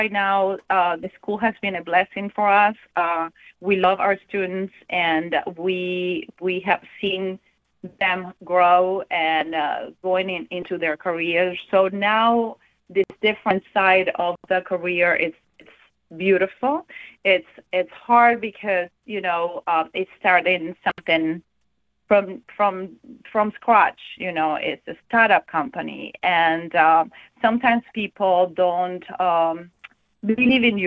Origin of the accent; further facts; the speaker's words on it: Venezuela; also born or lived in Germany / Miami; now in Fort Myers, United States; we're from Venezuela, and we just wanted to be warmer than in Germany